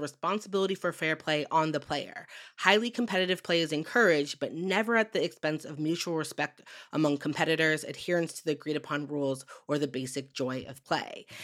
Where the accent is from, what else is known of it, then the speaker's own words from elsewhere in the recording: Western Massachusetts, United States; growing up in Western Massachusetts